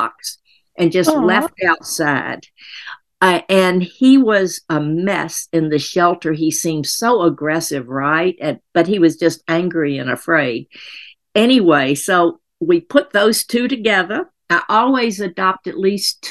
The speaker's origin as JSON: {"language": "English", "region": "Tennessee", "country": "United States", "moved": "yes", "said": "I'm from Tennessee originally"}